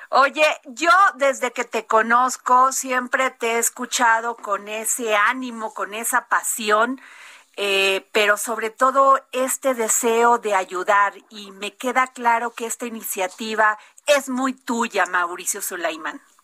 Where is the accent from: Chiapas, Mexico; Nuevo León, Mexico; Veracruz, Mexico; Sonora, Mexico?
Veracruz, Mexico; Vega de Alatorre; yo nací en Vega de Alatorre, Veracruz